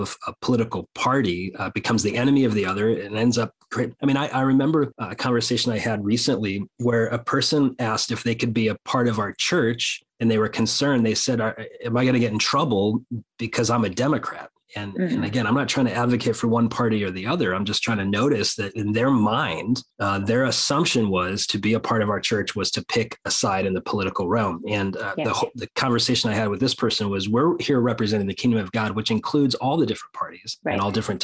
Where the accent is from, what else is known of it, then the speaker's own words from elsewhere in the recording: United States; my people. So Americans.